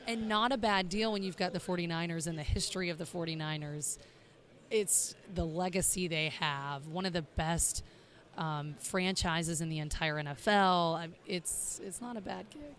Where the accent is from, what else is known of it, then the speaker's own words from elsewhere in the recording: the South, United States; also born or lived in Chicago; now in Miami, United States; we are from the South, my husband's from the South as well, Alabama and Mississippi